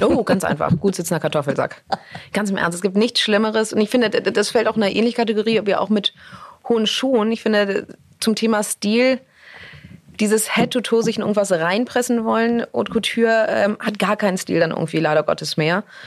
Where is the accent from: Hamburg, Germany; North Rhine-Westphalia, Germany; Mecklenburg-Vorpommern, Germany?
Hamburg, Germany; moved away as an adult; also born or lived in New York; ich komme ursprünglich aus Hamburg und, äh, ich habe wirklich meine gesamte Jugend, bis ich mit achtzehn nach New York gezogen bin